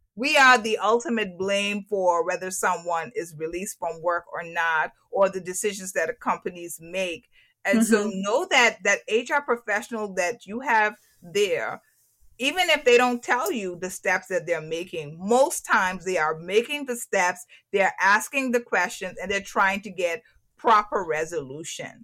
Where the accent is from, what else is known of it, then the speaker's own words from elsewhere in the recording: Turks & Caicos Islands; moved away; when I'm in Turks and Caicos, when I'm back in my home country